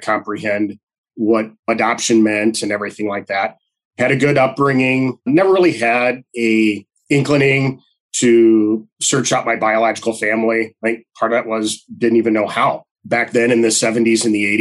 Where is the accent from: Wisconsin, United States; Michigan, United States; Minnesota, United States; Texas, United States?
Wisconsin, United States; growing up in Wisconsin